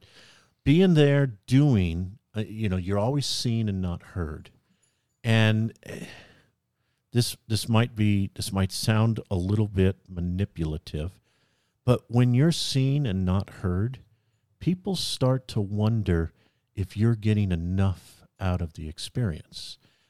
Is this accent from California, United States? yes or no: yes; California, United States; Right. Well, I am from California.